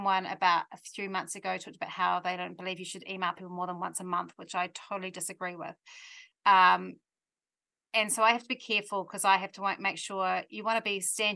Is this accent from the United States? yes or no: no; New Zealand; we're Kiwis